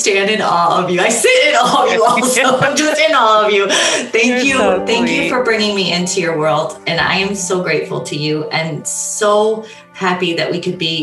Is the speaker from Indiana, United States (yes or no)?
yes; Northwest Indiana, United States; now in Michigan, United States; We grew up in Northwest Indiana where it's right by the steel mills